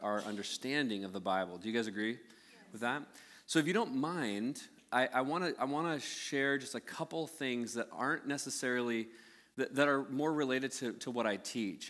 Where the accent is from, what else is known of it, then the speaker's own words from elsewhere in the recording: United States; born and raised in the United States